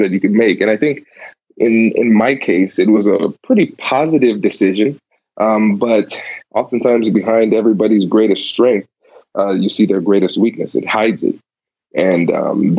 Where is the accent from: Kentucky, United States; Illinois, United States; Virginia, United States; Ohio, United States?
Ohio, United States; Tiffin; also born or lived in New Jersey / Caribbean (ancestry); now in Columbus, United States; I grew up in a small town called Tiffin, Ohio. Born in New Jersey, spent, I think, 3 good years there, and then moved.